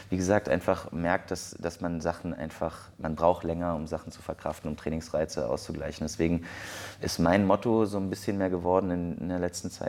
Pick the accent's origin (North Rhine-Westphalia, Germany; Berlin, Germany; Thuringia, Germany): Berlin, Germany; ich komme aus Berlin, bin 31 Jahre alt